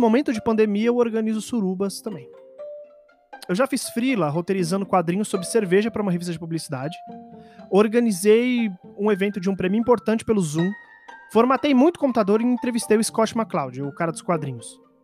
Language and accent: Portuguese; São Paulo, Brazil; eu sou só um paulistano